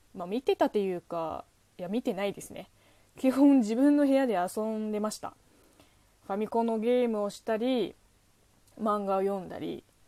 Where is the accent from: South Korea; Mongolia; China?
China; southern China; Japanese is a second language; now in Japan; うちの地元の方言とほぼ一緒